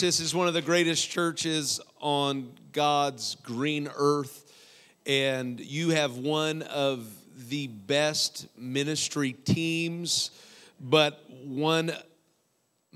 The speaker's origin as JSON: {"language": "English", "region": "Iowa", "country": "United States", "said": "I'm from Iowa"}